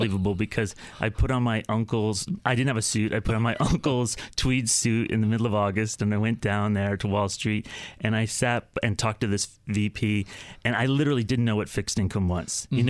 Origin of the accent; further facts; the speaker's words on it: Connecticut, United States; Growing up in Connecticut, right. I loved watching television, but I never thought about who wrote that stuff?